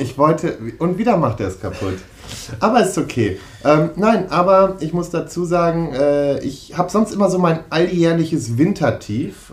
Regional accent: Münster, North Rhine-Westphalia, Germany; in der Nähe von Münster und das ist halt wirklich meine Geburtsstadt dann auch

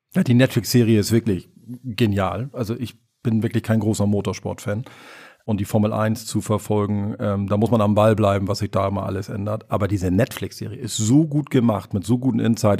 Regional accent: Germany; bei uns in Deutschland

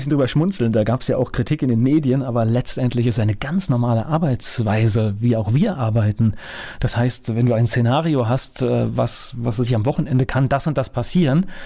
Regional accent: Rheinhessen, Rhineland-Palatinate, Germany; also born or lived in Paris, France; Mainz ist für dich? Ein Stück weit meiner Heimat, Rheinhessen.

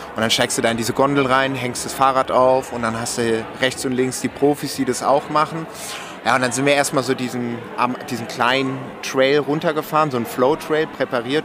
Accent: Romandy, Switzerland; ich bin ja auch äh, Schweizer, gebürtiger Schweizer, aber Suisse Roman, also wo man Französisch spricht

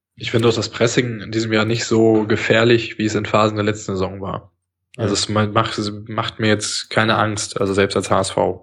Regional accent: Berlin, Germany; Ich bin Berliner.

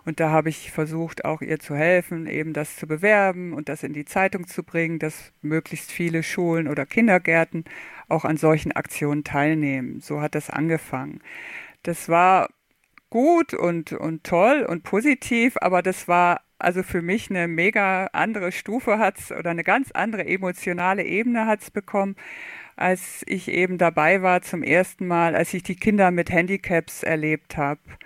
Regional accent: Oldenburg, Lower Saxony, Germany; moved away as an adult; now in Stuttgart, Germany; ich bin aufgewachsen in Oldenburg, Niedersachsen

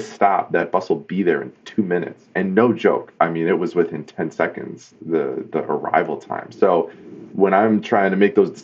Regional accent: East Coast, United States; moved away as an adult; now in Detroit, United States; I grew up on the East Coast, and I moved to the Motor City to be a car designer

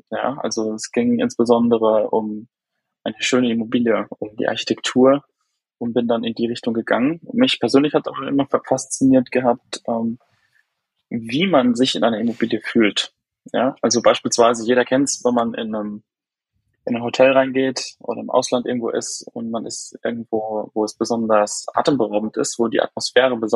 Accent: Haßloch, Rhineland-Palatinate, Germany; Ähm, ich komme aus Hasloch, aus der Pfalz. Das ist nähe Neustadt-Weinstraße, Mannheim die Ecke.

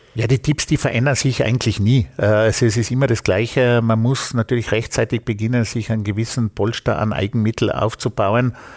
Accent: Vorarlberg, Austria; bei uns in Vorarlberg

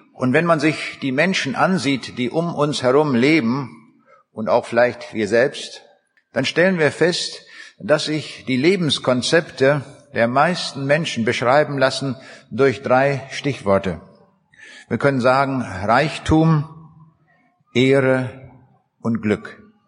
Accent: Braunschweig, Lower Saxony, Germany; Ich komme aus der Stadt Braunschweig

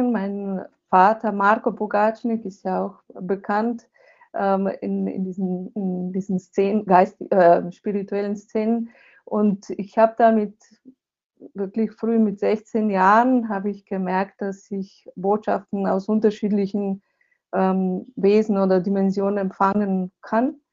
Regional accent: Slovenia; also born or lived in Switzerland / Germany; ich bin ja Slowenin, ähm, bin hier aufgewachsen, habe dann eine Weile in der in Schweiz und in äh, Deutschland gelebt, aber jetzt lebe ich hier mit meiner Familie

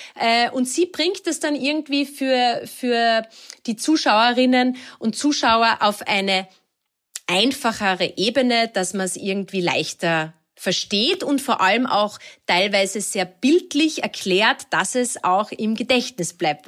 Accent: Lake Wörthersee, Carinthia, Austria; ich bin ja, ähm, in Kärnten am Wörthersee aufgewachsen

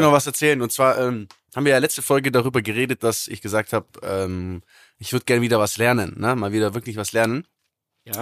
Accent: Germany; bei uns in Deutschland

